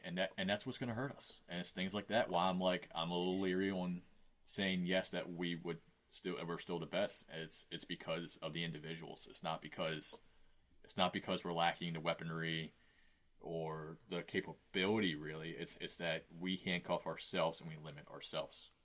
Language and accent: English; West Virginia, United States; I'm from West Virginia